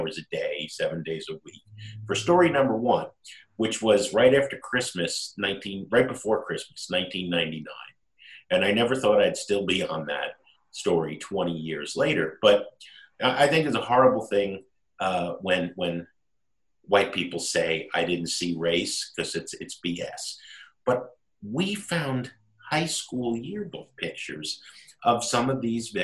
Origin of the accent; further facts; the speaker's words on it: Jersey City, New Jersey, United States; also born or lived in Hoboken, New Jersey; now in Chicago, United States; I grew up in Jersey City in Hoboken